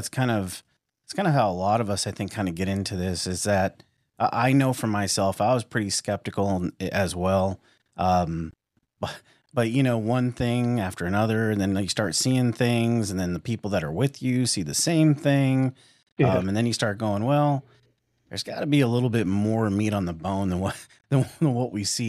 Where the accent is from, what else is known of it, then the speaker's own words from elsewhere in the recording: West Coast, United States; And I'm originally from the West Coast. We're in the Midwest now